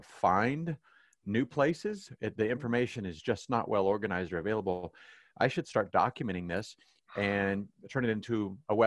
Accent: Kansas City, Missouri, United States; growing up in Kansas City, loved the area.

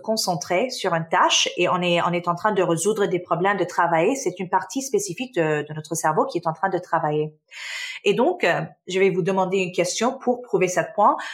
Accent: Canada; French is a second language; also born or lived in Damascus, Syria; Je suis euh, née en Syrie, en Damas, donc je suis syrienne. Ma famille, euh, on a déménagé au Canada euh, quand j'avais six ans

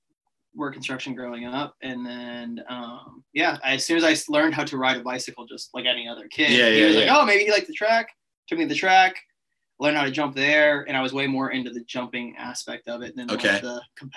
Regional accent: Apopka, Florida, United States; also born or lived in Longwood, Florida; I grew up in Apopka, which is just like 20 minutes outside of Orlando, and then my dad was born and raised in Longwood, and I bought a house in Longwood, and that's kind of where like my whole life exists

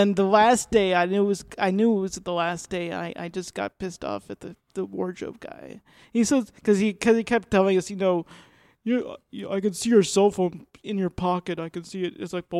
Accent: Boston, Massachusetts, United States; I'm originally from Boston.

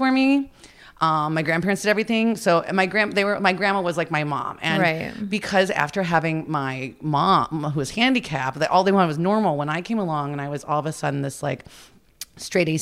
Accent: Florida, United States; also born or lived in Cleveland, Ohio; I moved here when I was 7. I moved to Florida when I was 7

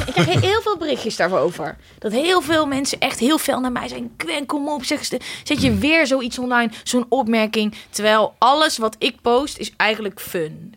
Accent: Uden, North Brabant, Netherlands; moved away as an adult; also born or lived in The Hague; now in Amsterdam, Netherlands; Ik kom oorspronkelijk uit Uden

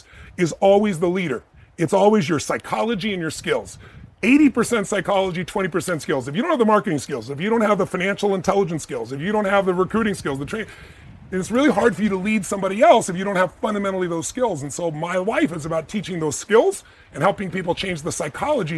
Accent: United States; I'm an American

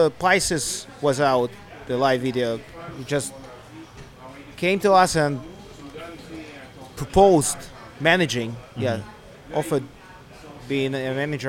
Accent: Eastern Ukraine, Ukraine; moved away as an adult; We originally come from the east of Ukraine, the region which is in the war at the moment.

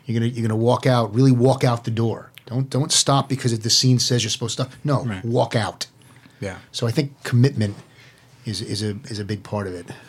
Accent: New York City, New York, United States; moved away as an adult; also born or lived in New Jersey / Miami; now in Los Angeles, United States; was actually born in New York City

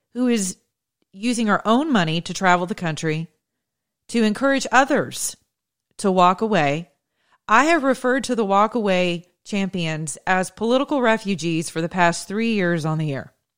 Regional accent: the South, United States; I'm from the South

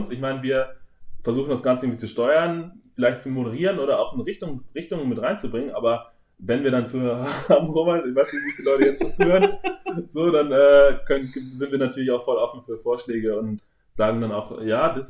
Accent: North Germany, Germany; Bei uns im Norden, wo ich okay. aufgewachsen bin, heißt es Tick.

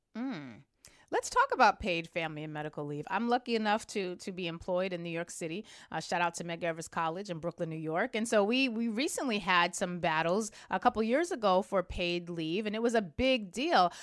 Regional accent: Germany; now in United States; I was born and raised in Germany

